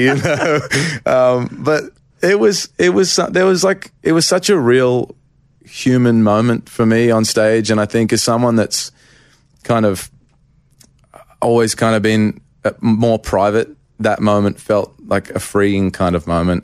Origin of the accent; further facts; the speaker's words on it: Australia; moved away as an adult; now in Nashville, United States; I went back to Australia um, for a month at Christmas. And just, like, I went to my hometown